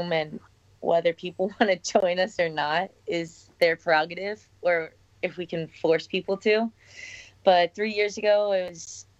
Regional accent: San Diego, California, United States; I grew up in San Diego, so not anywhere close to Philadelphia

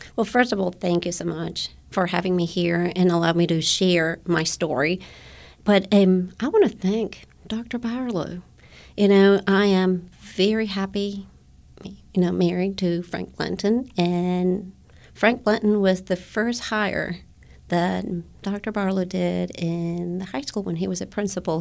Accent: Guatemala; English is a second language; now in United States; when I was a young girl. I went to an American school in Guatemala

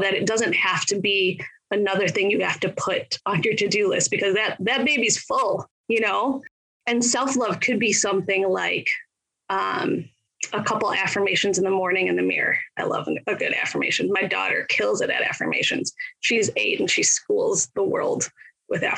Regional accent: Michigan, United States; I am in Michigan. I grew up here. I was born and raised here

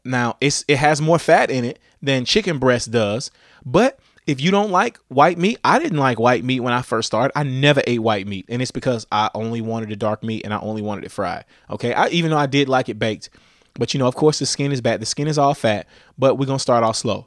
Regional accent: Louisiana, United States; I'm from Louisiana

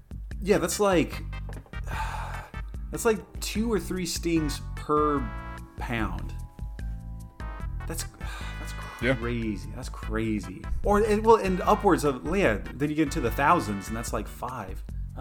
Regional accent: Rio de Janeiro, Brazil; I was born here and I was raised here in Rio de Janeiro.

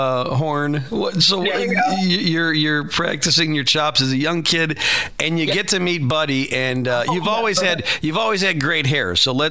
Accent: Chicago, Illinois, United States; Yes, I'm from Midway Airport.

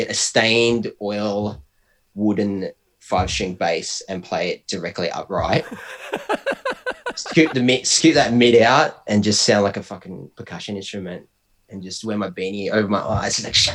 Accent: Bendigo, Victoria, Australia; I'm from Bendigo

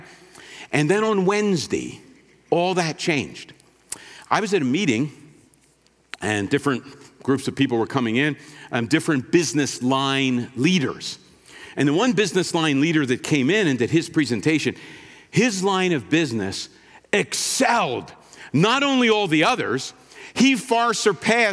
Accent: Philadelphia, Pennsylvania, United States; I grew up in Philadelphia, kind of right downtown.

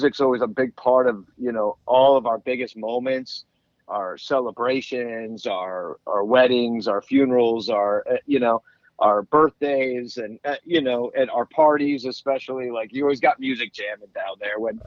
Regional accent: Arlington Heights, Illinois, United States; also born or lived in New York; now in Chicago, United States; I grew up in Arlington Heights

